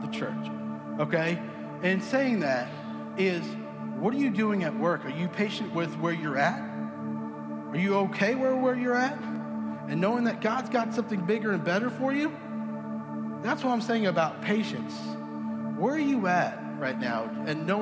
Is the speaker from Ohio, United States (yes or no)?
no; Southampton, New York, United States; now in Texas, United States; I grew up in Southampton, New York